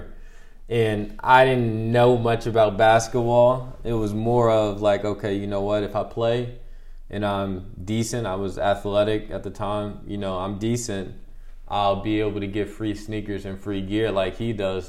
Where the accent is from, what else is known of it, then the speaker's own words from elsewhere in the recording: Scotch Plains, New Jersey, United States; moved away as an adult; now in Antwerp, Belgium; I'm from Scotch Plains, New Jersey. I was born July 17th, 1993.